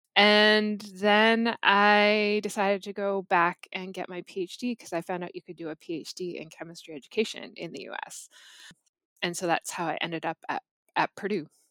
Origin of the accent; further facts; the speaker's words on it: Gravenhurst, Ontario, Canada; I'm from Gravenhurst, Ontario, so I'm from Muskoka, cottage country.